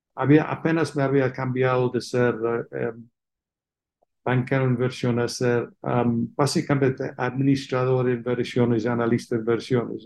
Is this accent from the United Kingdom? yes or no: yes; England, United Kingdom; Spanish is a second language; moved away as an adult; also born or lived in Oxford, England / London, England; now in Mexico; como se entiende por mi acento, nací fuera de México, en Inglaterra